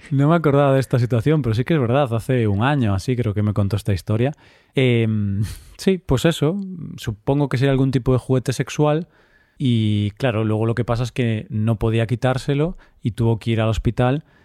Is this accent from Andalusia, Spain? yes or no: no; Vigo, Galicia, Spain; de mi ciudad, de Vigo, de mi ciudad natal